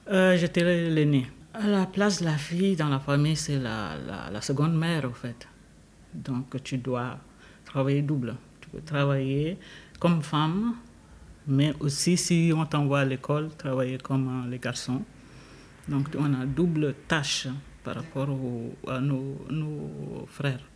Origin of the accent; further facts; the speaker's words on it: Chad; moved away as an adult; now in Switzerland; je suis d'origine tchadienne. Je suis arrivée en Suisse depuis 1993